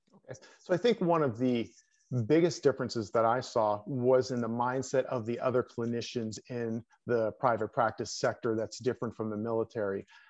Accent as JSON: {"language": "English", "region": "Pennsylvania", "country": "United States", "tie": "born or raised there", "also_born_or_lived": "New York / Colorado Springs", "moved": "as an adult", "said": "I came back to my home state of Pennsylvania"}